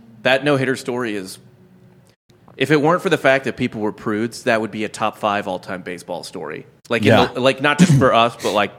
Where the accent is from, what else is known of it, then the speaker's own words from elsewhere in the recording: St. Louis, Missouri, United States; I grew up in St. Louis, and Pujols came up in 2004.